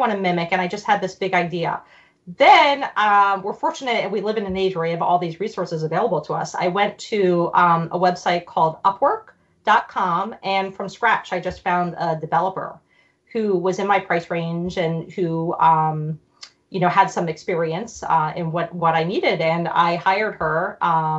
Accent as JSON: {"language": "English", "town": "Philadelphia", "region": "Pennsylvania", "country": "United States", "tie": "born or raised there", "also_born_or_lived": "Germany"}